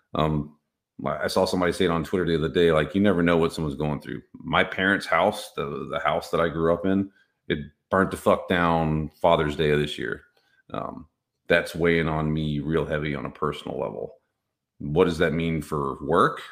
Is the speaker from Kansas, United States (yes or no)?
no; Texas, United States; I'm from Texas